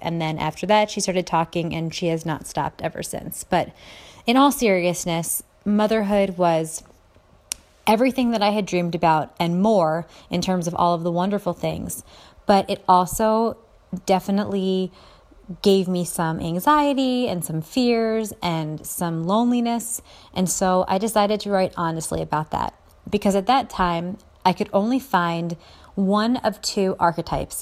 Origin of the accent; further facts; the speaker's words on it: Philadelphia, Pennsylvania, United States; I'm from the Philly area